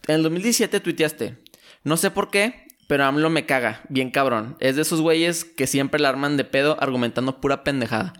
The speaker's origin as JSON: {"language": "Spanish", "town": "Torreón", "region": "Coahuila", "country": "Mexico", "also_born_or_lived": "United States", "said": "somos de Torreón"}